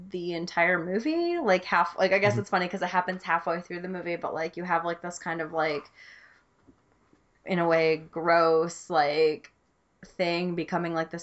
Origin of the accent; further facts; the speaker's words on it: United States; as an American